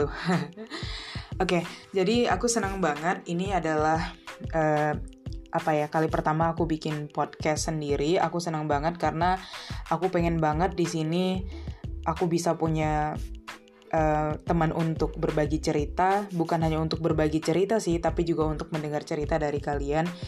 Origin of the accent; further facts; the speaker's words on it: North Sumatra, Indonesia; karena aku berasal dari Sumatera, tepatnya Sumatera Utara.